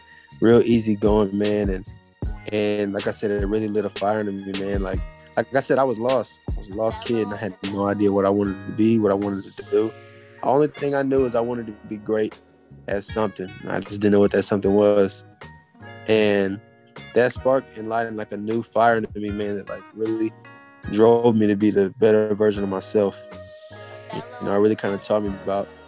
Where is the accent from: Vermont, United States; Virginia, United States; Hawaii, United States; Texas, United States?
Texas, United States; Killeen; also born or lived in El Paso, Texas / Germany; now in Houston, United States; go to school in my hometown in Killeen.